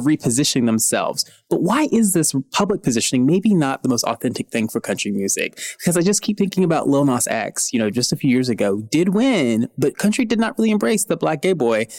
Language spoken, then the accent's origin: English; Nashville, Tennessee, United States; I grew up in Nashville